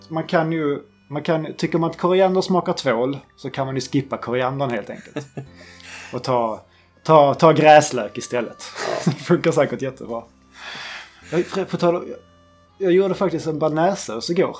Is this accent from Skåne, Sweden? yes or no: yes; Skåne, Sweden; now in southern Norrland, Sweden; jag kan lika bra flytta hem till Skåne igen